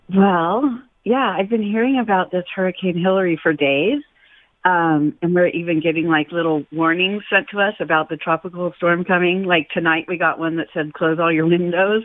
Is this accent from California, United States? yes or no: yes; Southern California, United States; I've born and raised in Southern California, lived here all my life